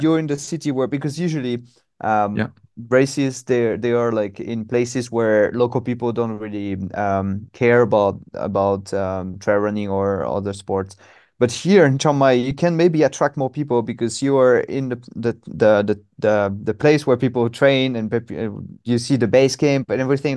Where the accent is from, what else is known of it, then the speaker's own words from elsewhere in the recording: Normandy, France; English is a second language; moved away as an adult; now in Hanoi, Vietnam; I'm from Normandy, so northwest okay. of France. And um, yeah. yeah. I was born and raised by the sea